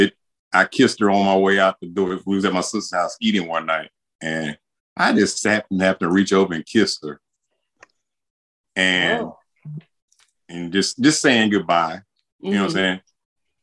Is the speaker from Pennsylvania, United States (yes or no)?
no; Winston-Salem, North Carolina, United States; moved away as an adult; now in Gastonia, United States; we're from Winston-Salem, North Carolina. We're recently living in Gastonia now